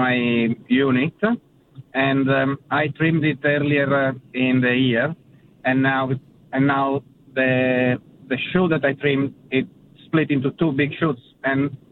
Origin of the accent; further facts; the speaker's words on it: Italy; moved away; I'm originally from Italy